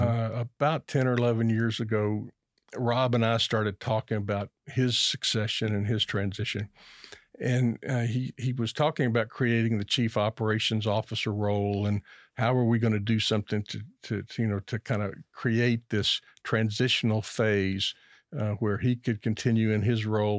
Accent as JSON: {"language": "English", "town": "Lexington", "region": "Kentucky", "country": "United States", "tie": "born or raised there", "said": "I grew up in Lexington, Kentucky"}